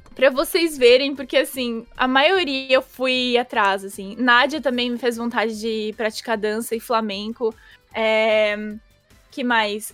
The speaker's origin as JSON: {"language": "Portuguese", "region": "São Paulo", "country": "Brazil", "said": "eu não sou exatamente da cidade, eu sou de Itaquera"}